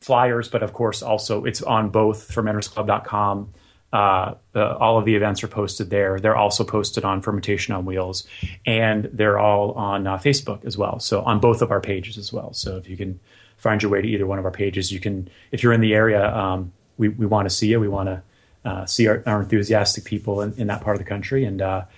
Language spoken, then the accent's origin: English; Florida, United States; now in Southern California, United States; I grew up in Florida, so every year I go back for the holidays